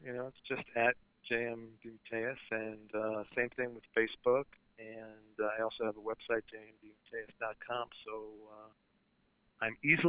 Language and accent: English; Brooklyn, New York, United States; You know, I'm from Brooklyn.